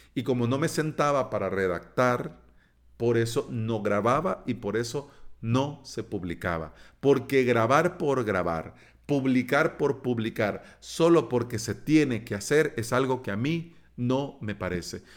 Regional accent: El Salvador; aquí en mi país

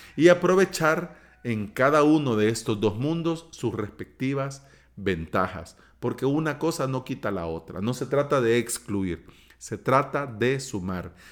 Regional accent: El Salvador; aquí en mi país, en El Salvador

